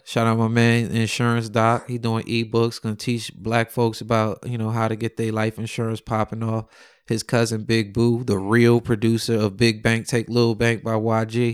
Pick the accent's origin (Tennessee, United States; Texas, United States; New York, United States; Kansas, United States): New York, United States; also born or lived in Simi Valley, California; I'm from New York